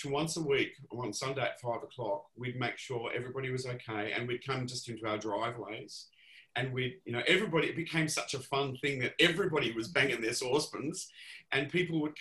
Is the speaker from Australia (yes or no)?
yes; Melbourne, Victoria, Australia; I grew up in Ripon Lee, not far from the ABC television station